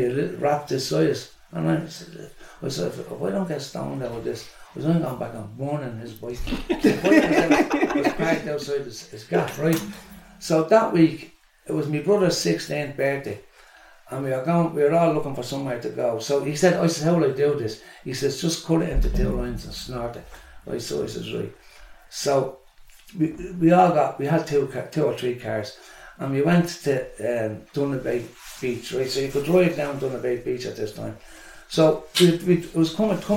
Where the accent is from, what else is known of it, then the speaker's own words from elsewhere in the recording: Dublin, Leinster, Ireland; also born or lived in New York; we are from Dowsett Street